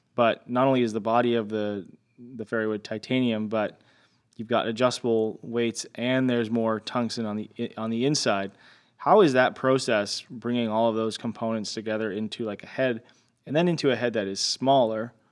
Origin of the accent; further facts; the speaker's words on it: Canada; I'm Canadian